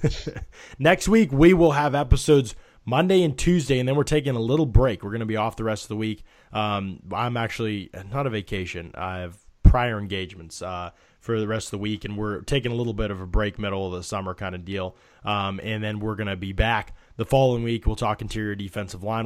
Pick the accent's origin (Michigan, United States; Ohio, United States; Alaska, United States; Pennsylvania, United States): Pennsylvania, United States; near Pittsburgh; I grew up near Pittsburgh